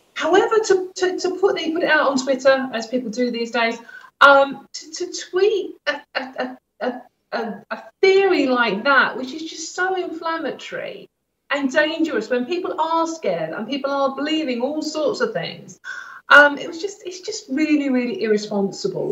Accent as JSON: {"language": "English", "region": "London", "country": "United Kingdom", "tie": "born or raised there", "said": "where I grew up in Stratford, in East London"}